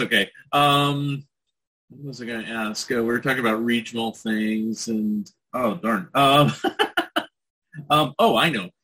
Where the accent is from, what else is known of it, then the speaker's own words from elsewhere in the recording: California, United States; I grew up in California, where it was pretty rural growing up, and then later on is Silicon Valley